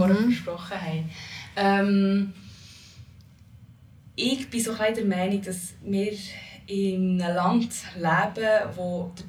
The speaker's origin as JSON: {"language": "German", "country": "Switzerland", "tie": "born or raised there", "said": "meinem Land, wo meine Wurzeln sind, sozusagen, zu Holland. Also ich habe dort mal sechs Monate gelebt, aber bin ich hier in der Schweiz aufgewachsen."}